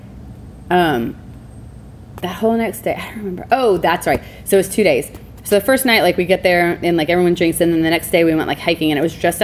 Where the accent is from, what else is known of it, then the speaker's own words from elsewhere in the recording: Alabama, United States; now in Seattle, United States; I grew up in Alabama